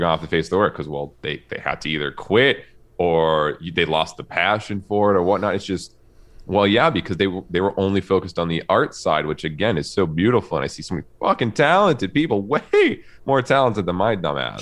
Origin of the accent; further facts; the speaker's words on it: Canada; I'm Canadian